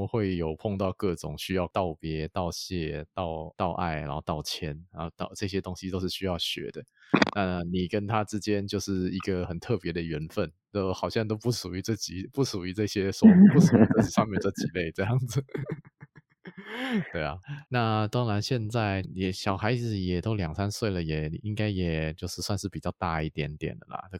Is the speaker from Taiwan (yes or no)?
yes; Taiwan; 这个世界上有许多人跟我们台湾人不一样。